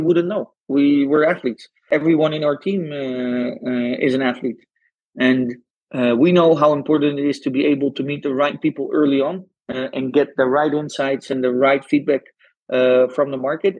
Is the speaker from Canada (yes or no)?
no; Netherlands; English is a second language; I'm Dutch, uh, but probably everyone listening heard from my accent already.